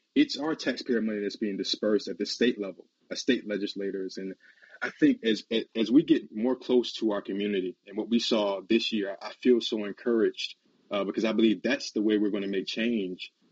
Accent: South Carolina, United States; I'm from South Carolina

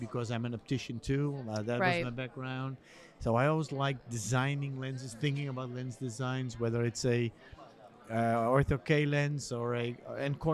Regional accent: near Gouda, South Holland, Netherlands; moved away as an adult; also born or lived in Amsterdam, Netherlands / United States; I was born and raised on a farm near Gouda

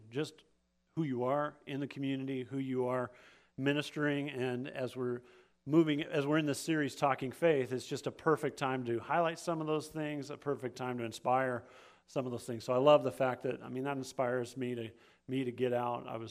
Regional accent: Alaska, United States; I grew up in Alaska, and not just Alaska, but like out in the middle of nowhere, Alaska

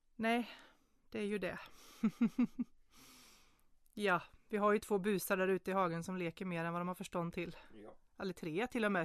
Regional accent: Småland, Sweden; mig som född smålänning

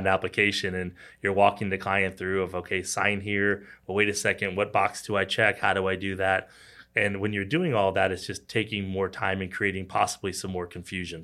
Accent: Kansas City, Missouri, United States; also born or lived in Arkansas; I grew up in Kansas City, born and raised.

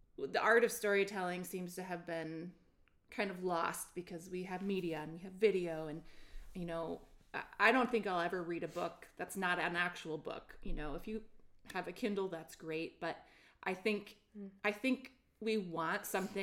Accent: Ann Arbor, Michigan, United States; I grew up in Ann Arbor, Michigan

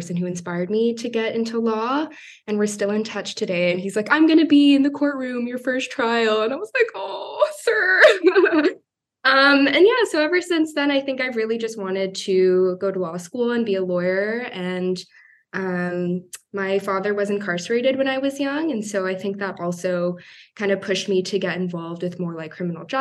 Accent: Toronto, Ontario, Canada; I'm a Canadian law student in Toronto, born and raised in Toronto

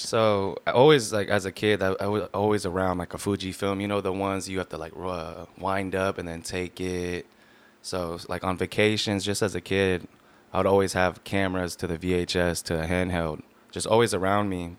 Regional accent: Long Beach, California, United States; also born or lived in Lakewood, California; I was born here in Long Beach, California

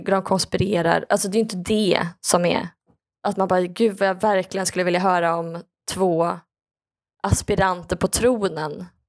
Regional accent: Skaraborg, Västra Götaland, Sweden; där jag är ifrån

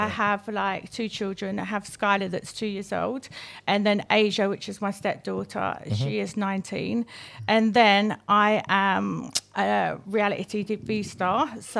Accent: Birmingham, West Midlands, United Kingdom; moved away; I'm originally from Erdington.

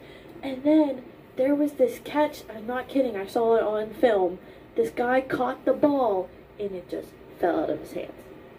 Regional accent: Appalachia, United States; Like, I'm from Appalachia, so obviously...

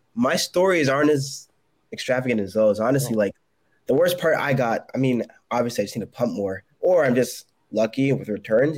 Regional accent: Connecticut, United States; moved away as an adult; now in South Carolina, United States; I'm from Connecticut, but I moved to South Carolina for my last role

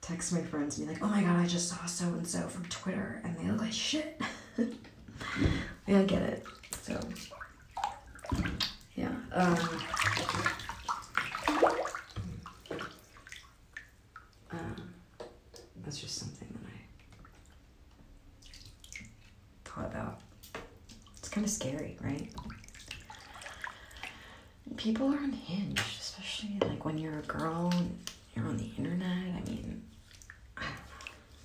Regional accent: Michigan, United States; now in New York, United States; I'm from Michigan

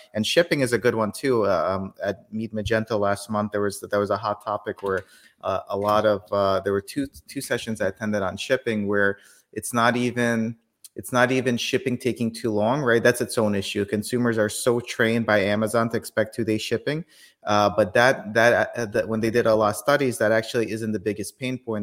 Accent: Kyiv, Ukraine; now in United States; I was born in Kyiv, Ukraine

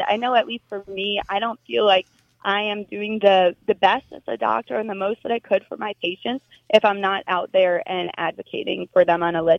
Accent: New Jersey, United States; I grew up in New Jersey.

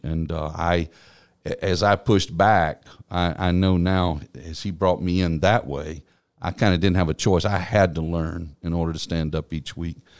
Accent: East Texas, United States; also born or lived in Norman, Oklahoma; now in Columbus, United States; I grew up in what I call the heart of Texas. It's East Texas

